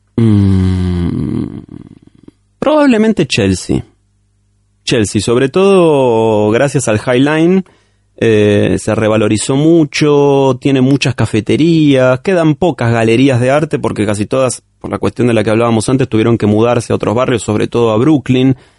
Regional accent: Argentina; como todo argentino

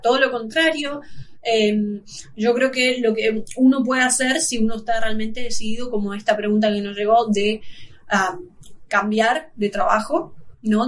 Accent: Argentina; nosotros somos de Argentina

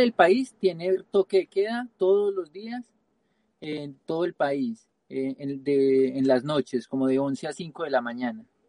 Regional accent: Pereira, Risaralda, Colombia; moved away; yo soy de Colombia, soy de la región del eje cafetero, de la ciudad de Pereira

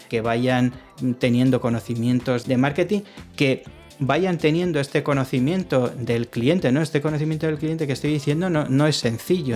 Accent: Arrigorriaga, Basque Country, Spain; mi pueblo se llama Arrigorriaga

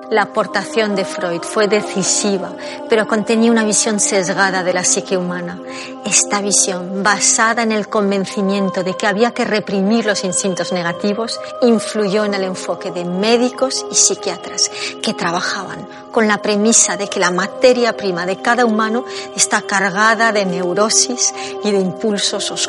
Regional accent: Peru; Eh, yo soy peruana. En mi cultura le damos un significado, tenemos un significado para este sueño.

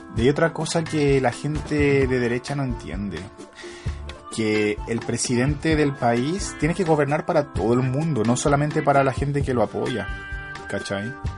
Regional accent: Chile; moved away; also born or lived in England; vengo de Chile

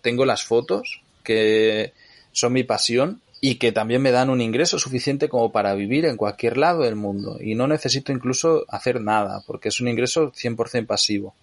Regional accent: near Barcelona, Catalonia, Spain; moved away as an adult; also born or lived in Nicaragua; Yo a los 18 años me fui a vivir a Nicaragua, aunque soy de cerca de Barcelona

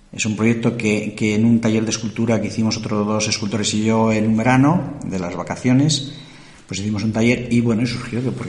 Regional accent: Puebla de la Sierra, Community of Madrid, Spain; born there; yo soy nacido en Puebla de la Sierra.

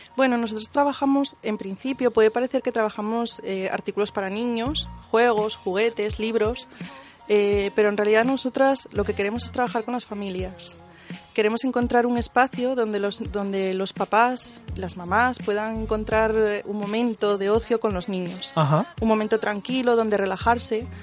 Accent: Asturias, Spain; Somos de Asturias, pero trabajamos en Internet

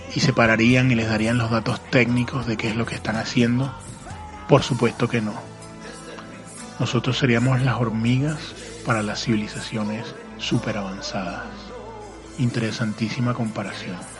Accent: Caracas, Capital District, Venezuela; mi ciudad natal, Caracas, Venezuela

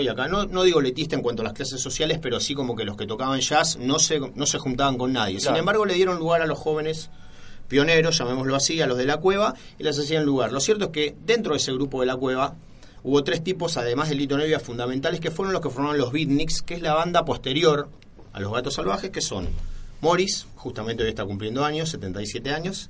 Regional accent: Argentina

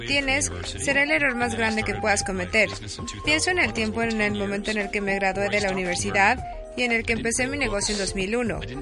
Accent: Canada; Soy de Canadá

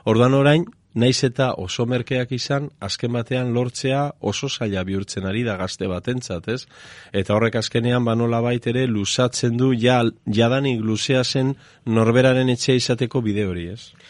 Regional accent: Eibar, Basque Country, Spain; txikitan, bueno, orain ere horrela esaten da, ez? E, eibarren esaten zen

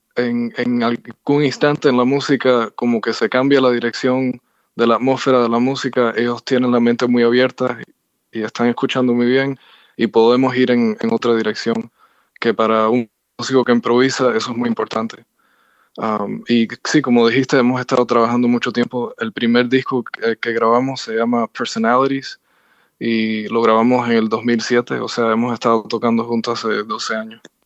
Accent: Cuba; moved away; yo nací en Cuba. Ah, hacía 23 años que no regresaba

